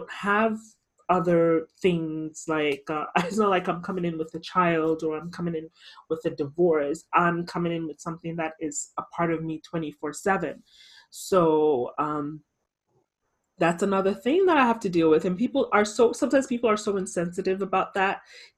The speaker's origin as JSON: {"language": "English", "country": "Ghana", "said": "I'm definitely a proud Ghanaian. Back then, not so much, but now as an adult, I love being Ghanaian. I wouldn't trade any other nationality. I'm Canadian too, but I mean, really, but I'm Ghanaian first before I am Canadian."}